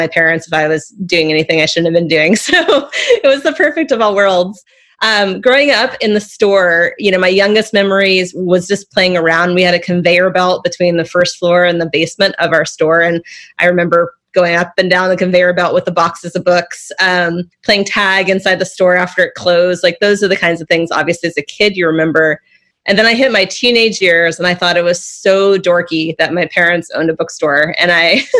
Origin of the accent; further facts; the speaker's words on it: Santa Cruz, California, United States; growing up in Santa Cruz meant being part of a community